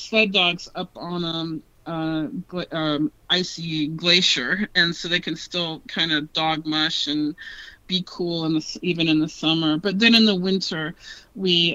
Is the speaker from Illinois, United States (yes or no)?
no; Northern California, United States; moved away as an adult; now in Alaska, United States; I came from California, from Northern California. I went to nursing school originally, and I came up here to work in public health